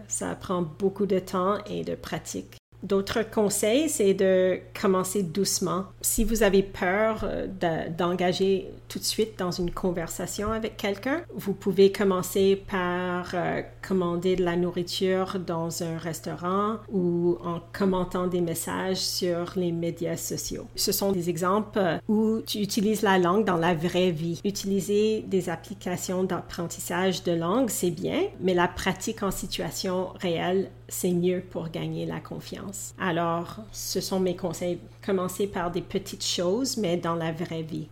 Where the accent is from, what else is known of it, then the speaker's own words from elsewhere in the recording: Edmonton, Alberta, Canada; first language English; French is a second language; also born or lived in Thunder Bay, Ontario, Canada; Thunder Bay, dans la province de l'Ontario, au Canada. Mes parents sont originaires du Sri Lanka. Alors, eux, ils parlent deux langues différentes. Mon père parle le tamoul et ma mère le singalais, mais nous parlions l'anglais à la maison. Alors que j'ai eu quatre ans et demi, nous avons déménagé à Edmonton, qui est dans une autre province au Canada, l'Alberta